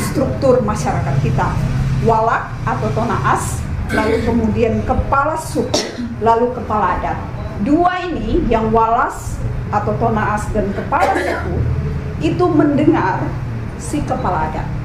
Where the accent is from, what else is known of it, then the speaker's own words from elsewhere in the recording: Timika, Papua, Indonesia; saya nggak besar di Manado, saya besar di daerah perantauan di daerah Timika, Irian Jaya, Papua Barat karena papa saya bekerja di Freeport.